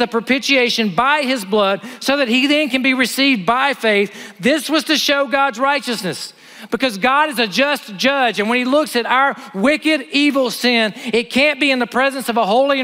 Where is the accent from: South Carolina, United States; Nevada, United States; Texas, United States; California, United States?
South Carolina, United States; Honea Path; moved away; I grew up in Honeyapath, South Carolina